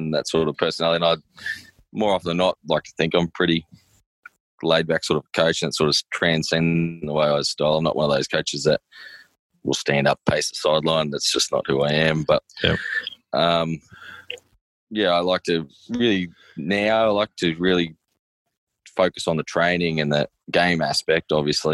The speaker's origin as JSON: {"language": "English", "town": "Maryborough", "region": "Queensland", "country": "Australia", "said": "I'm from Maribor"}